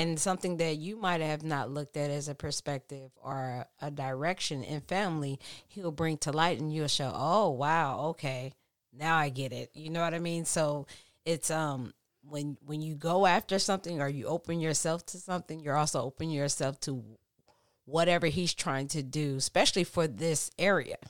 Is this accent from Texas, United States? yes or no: yes; Texas, United States; now in California, United States; I'm from Texas and that's the Bible Belt